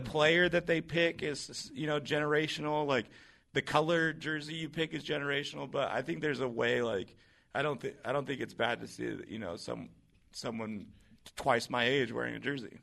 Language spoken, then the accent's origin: English; Seattle, Washington, United States; growing up in Seattle